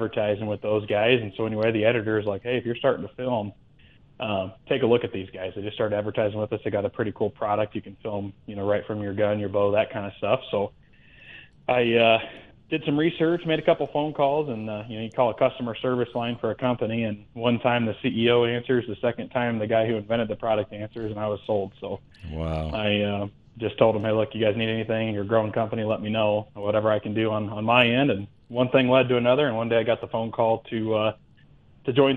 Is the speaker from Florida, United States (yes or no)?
no; Iowa, United States; moved away as an adult; also born or lived in Virginia; now in Great Falls, Montana, United States; I'm originally from Iowa, is where I was born and raised and grew up there